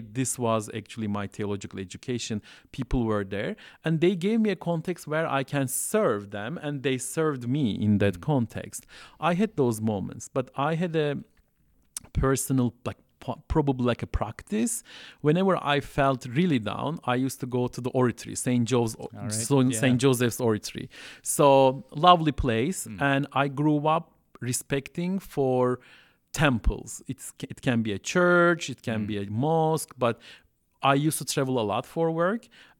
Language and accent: English; Southeastern Anatolia, Turkey; English is a second language; I can speak Turkish fluently with Istanbul accent. And so even though I'm coming from Southeast Turkey